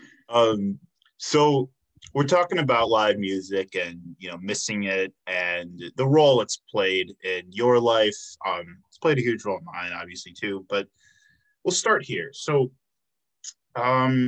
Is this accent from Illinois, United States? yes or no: yes; Chicago suburbs, Illinois, United States; moved away as an adult; now in Milwaukee, United States; I'm from Illinois